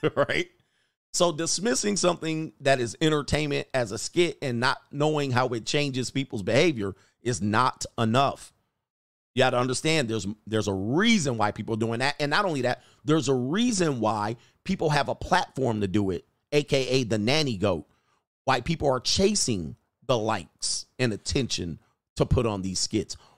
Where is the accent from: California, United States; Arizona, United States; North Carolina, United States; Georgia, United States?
California, United States; Los Angeles; I'm from the San Fernando Valley